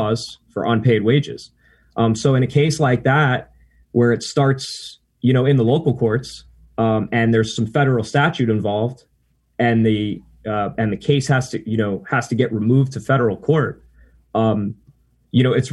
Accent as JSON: {"language": "English", "town": "Weston", "region": "Florida", "country": "United States", "tie": "born or raised there", "said": "I was born and raised in the South Florida area, in a town called Weston, Florida."}